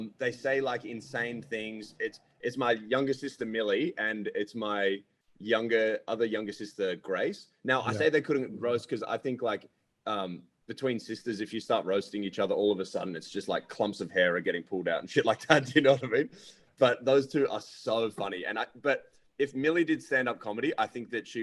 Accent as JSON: {"language": "English", "country": "Ireland", "moved": "yes", "lives_now": "Australia", "said": "being Irish, dude, I'm one of 7 kids"}